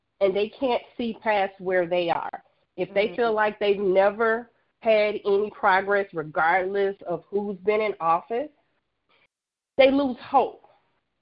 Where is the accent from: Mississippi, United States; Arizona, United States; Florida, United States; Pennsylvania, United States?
Mississippi, United States; Jackson; now in Houston, United States; born and raised in Jackson, Mississippi